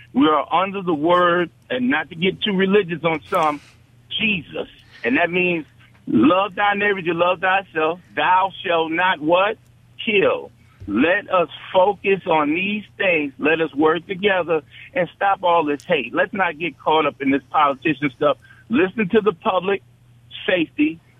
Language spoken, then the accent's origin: English; New York, United States; now in Mississippi, United States; I grew up in New York. We had P A L.